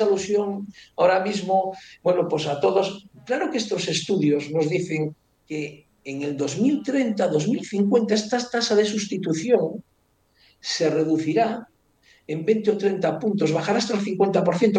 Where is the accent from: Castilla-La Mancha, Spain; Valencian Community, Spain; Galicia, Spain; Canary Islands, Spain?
Galicia, Spain; Ourense; now in Madrid, Spain; me iré a vivir a Orense, que yo soy de Orense